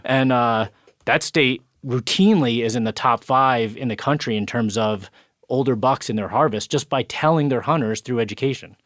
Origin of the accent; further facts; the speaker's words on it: New York, United States; In my home state, New York